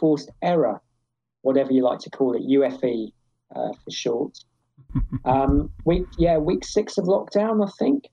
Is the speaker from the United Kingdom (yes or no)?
yes; England, United Kingdom; I feel English. I was born in England, so I probably feel English.